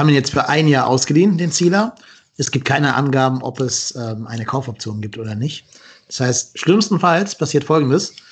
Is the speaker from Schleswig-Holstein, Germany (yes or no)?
no; Cologne, North Rhine-Westphalia, Germany; ich komme ja aus Köln, also ich kölsche Jung und Homecoming und so